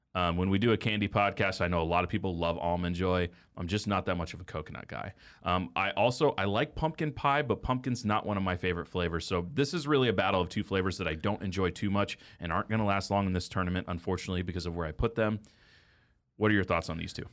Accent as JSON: {"language": "English", "region": "Texas", "country": "United States", "tie": "born or raised there", "moved": "yes", "lives_now": "Kansas City, United States", "said": "we grew up in Texas, bluebell country."}